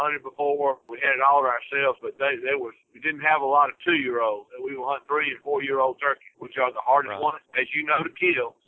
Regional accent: Mississippi, United States; we're from Mississippi.

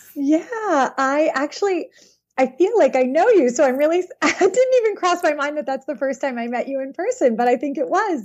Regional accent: Philadelphia, Pennsylvania, United States; also born or lived in Boston suburbs; now in Boston, United States; I grew up in Philadelphia, right? A suburb outside of Philly

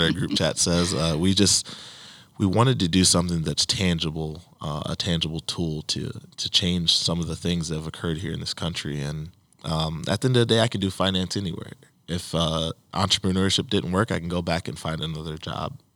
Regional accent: Saint Paul, Minnesota, United States; Mike and I growing up in Saint Paul, we knew the Castile family very well

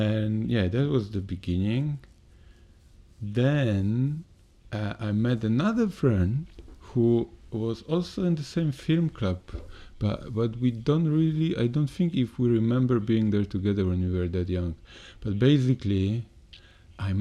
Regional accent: Poland; moved away; my hometown is quite known for business. We are quite close to Germany

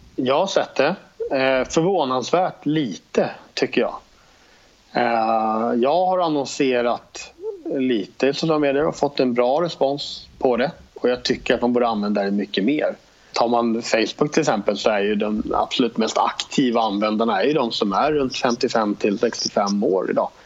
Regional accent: Stockholm, Stockholm County, Sweden; moved away as an adult; now in Jönköping, Sweden; Jag bor i Jönköping, jag är uppvuxen i Stockholm från början men har bott här nere nu i tio år ungefär

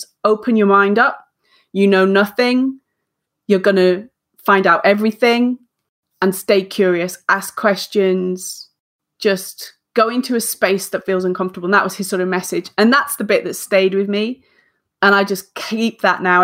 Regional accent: the north of England, United Kingdom; I'm a northern, I'm an English northerner.

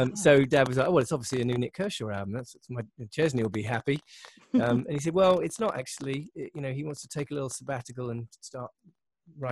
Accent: Windsor, South East England, United Kingdom; in the south of England, not far from London. I was born in Windsor

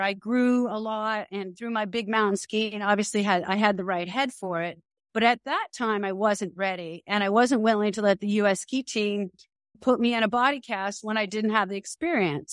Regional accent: Connecticut, United States; moved away as an adult; also born or lived in Crested Butte, Colorado / Baja California, Mexico; now in Aspen, United States; I grew up in Connecticut

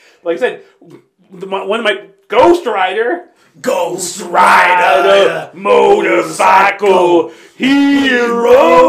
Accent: Redlands, California, United States; born or raised there

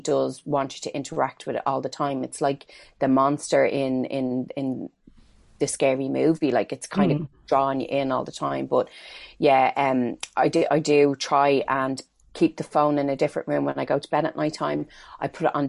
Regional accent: Ireland; as Irish people

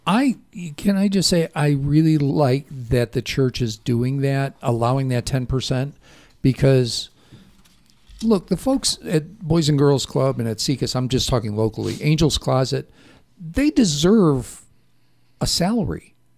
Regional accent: Chicago, Illinois, United States; moved away; I did not grow up Catholic, even though I was from Chicago

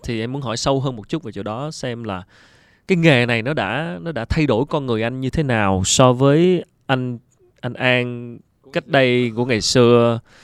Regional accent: Vietnam; mình là người Việt Nam

